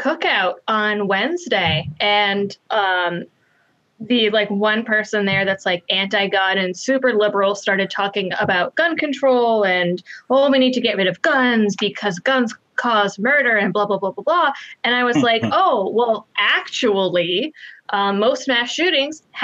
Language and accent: English; Massachusetts, United States; I was raised in Massachusetts my whole life